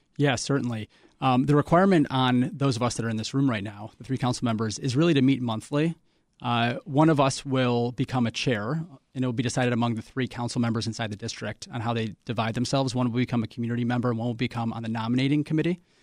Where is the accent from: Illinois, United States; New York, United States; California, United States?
Illinois, United States; Chicago; I'm born and raised in Chicago, like so many generations of my family before me